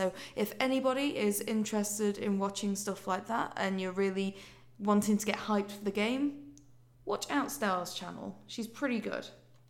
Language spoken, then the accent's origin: English; Yorkshire and the Humber, United Kingdom; accent: Yorkshire; Oh, no, I can't. I've lost my Yorkshire accent.